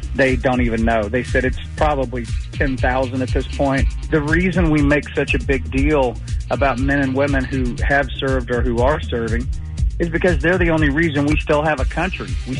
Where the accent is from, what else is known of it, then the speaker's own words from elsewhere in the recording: United States; how good you've actually got it as an as an American. You know, as tough as things seem to get sometimes, we're still Americans.